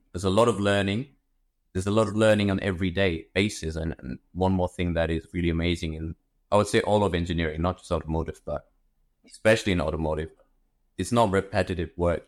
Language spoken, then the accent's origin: English; Germany; also born or lived in India / London; I grew up in Germany, originally from India